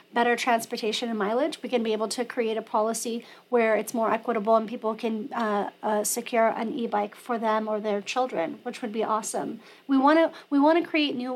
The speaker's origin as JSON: {"language": "English", "town": "La Mesa", "region": "California", "country": "United States", "tie": "born or raised there", "said": "my parents moved there when I was in the fifth grade, so I've seen La Mesa change"}